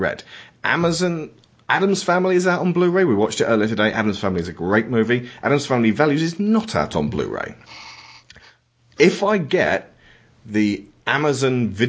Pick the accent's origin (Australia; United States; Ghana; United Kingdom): United Kingdom; England; I'm an Englishman who lives in England